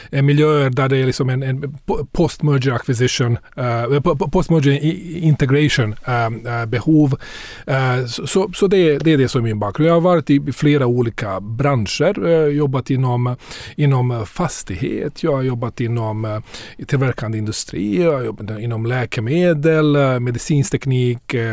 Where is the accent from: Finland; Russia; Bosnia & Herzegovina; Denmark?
Bosnia & Herzegovina; now in Sweden; Så jag, jag kommer från Bosnien ursprungligen. Jag har bott här i mm. cirka 30 år. Kom hit efter kriget.